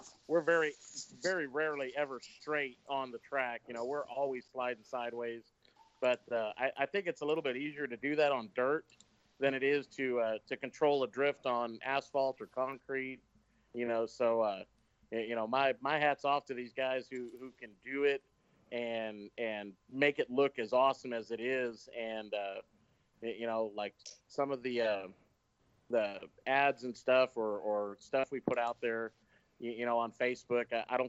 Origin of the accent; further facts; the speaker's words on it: Mission, Texas, United States; I'm way down here in Mission, Texas, which is right on the U.S.-Mexico border. Mm-hmm. If you've ever watched that show Live PD, that's my hometown.